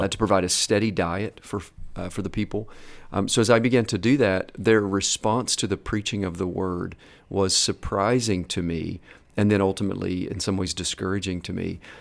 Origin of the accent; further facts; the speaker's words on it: Kentucky, United States; also born or lived in Atlanta, Georgia; I grew up primarily in Kentucky